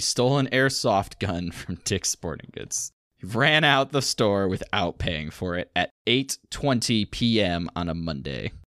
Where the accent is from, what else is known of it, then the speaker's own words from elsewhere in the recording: Battle Creek, Michigan, United States; they made a T V show about my hometown